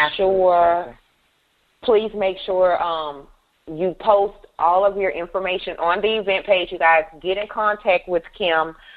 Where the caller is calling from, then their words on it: Killeen, Texas, United States; I'm calling in from Killeen, Texas